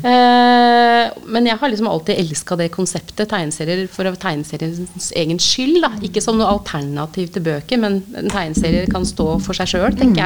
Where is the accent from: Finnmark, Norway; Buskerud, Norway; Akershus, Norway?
Buskerud, Norway; Hokksund; i Hokksund, der jeg vokste opp